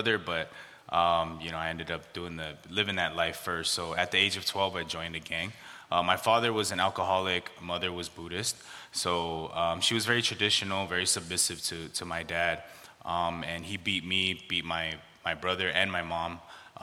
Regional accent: Los Angeles, California, United States; I grew up in the San Gabriel Valley, located on the east side of L.A.

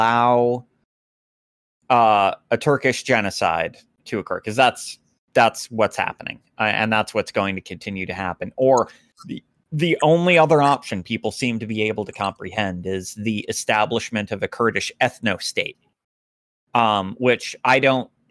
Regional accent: United States; As the American here

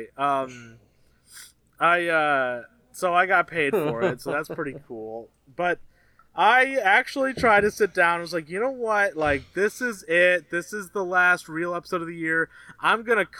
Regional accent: Cleveland, Ohio, United States; I grew up around Cleveland

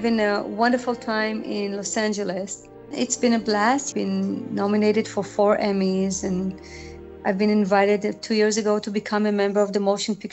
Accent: Israel; moved away as an adult; I'm originally from Israel, and I come from a very musical family

